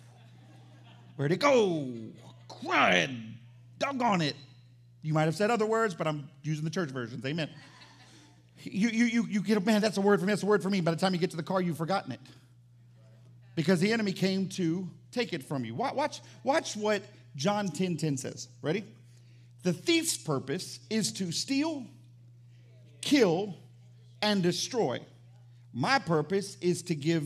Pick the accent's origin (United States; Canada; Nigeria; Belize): United States; the South; I'm from the South